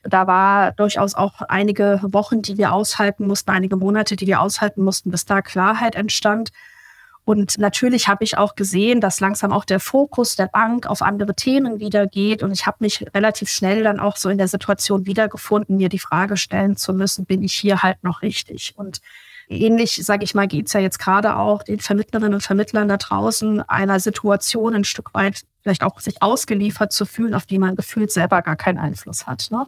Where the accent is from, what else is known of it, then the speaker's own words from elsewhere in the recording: Obertshausen, Hesse, Germany; Ich lebe in der Nähe von Frankfurt, so 20 Kilometer südlich, schon fast an der bayerischen Grenze. Oberzhausen heißt der Ort.